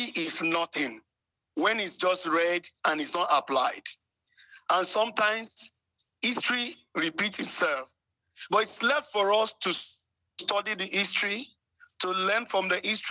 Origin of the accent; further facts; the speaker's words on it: Ijaye, Orile, Oyo, Nigeria; I'm from Ijayi, Orile